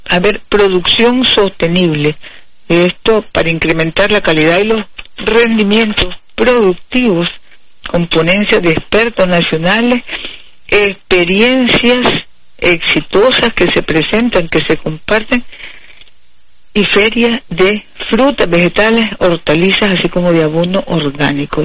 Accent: Nicaragua; Somos nicaragüenses dignos, orgullosos de nuestra cultura

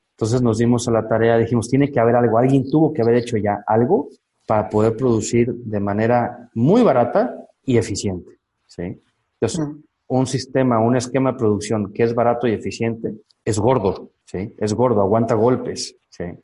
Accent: Chiapas, Mexico; also born or lived in Costa Rica; yo soy mexicano, vivo en, nací y vivo en Chiapas, que está al sur de México

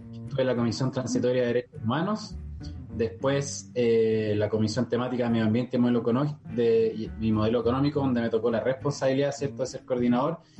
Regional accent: La Florida, Santiago Metropolitan Region, Chile; soy nacido y criado en la Florida, del distrito 12

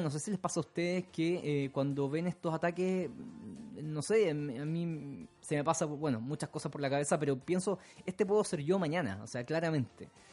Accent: Santiago, Santiago Metropolitan Region, Chile; now in London, United Kingdom; mi ciudad natal, de Santiago, en Chile

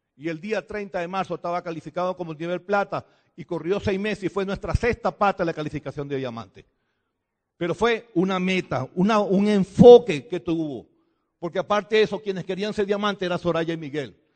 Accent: Venezuela; Nosotros venimos de Venezuela

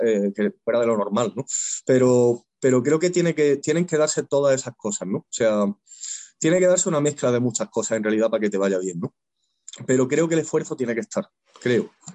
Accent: Güevéjar, Andalusia, Spain; also born or lived in Granada; yo nací en Granada, capital, pero luego nos mudamos a un pueblecito pequeño

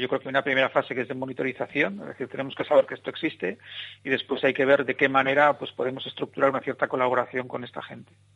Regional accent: Bilbao, Basque Country, Spain; soy de aquí de Bilbao

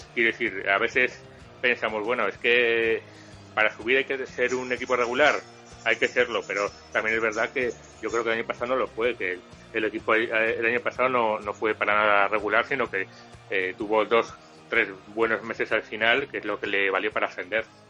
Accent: Valladolid, Castile and León, Spain; also born or lived in Madrid / Guadalajara; yo soy de Valladolid

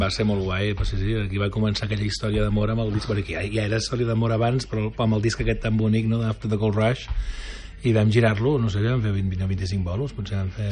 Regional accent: Sabadell, Catalonia, Spain; moved away as an adult; also born or lived in London; now in La Garriga, Spain; vaig venir a viure aquí a la Garriga fa uns 5-6 anys, però sóc de Sabadell

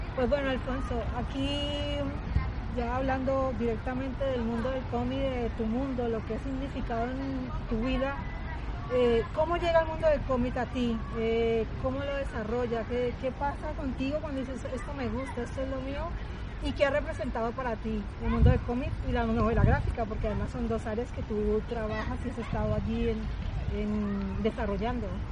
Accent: Colombia; en Colombia, en mi país.

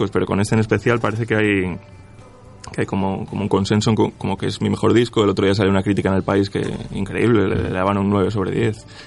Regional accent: Switzerland; born there; Yo nací en Suiza, mis padres tuvieron que emigrar, como tantísima gente, para, para buscarse la vida.

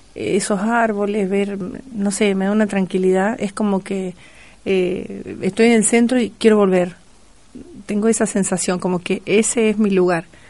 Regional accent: Entre Ríos, Argentina; now in Río Cuarto, Argentina; Siempre digo que soy cordobesa por adopción. Eh, obviamente, no me olvido que soy entrerriana.

